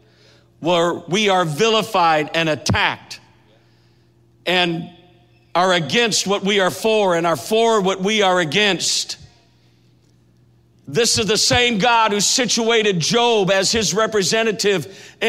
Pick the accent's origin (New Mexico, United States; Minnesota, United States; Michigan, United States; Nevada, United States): Minnesota, United States; now in Kansas City, United States; I grew up in Minnesota